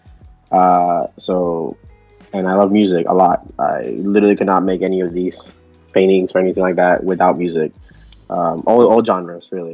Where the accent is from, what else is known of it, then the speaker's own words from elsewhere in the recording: South Florida, United States; first language Spanish; English is a second language; also born or lived in Nicaragua; I'm from South Florida. I was actually raised here, and I was born in Nicaragua, though.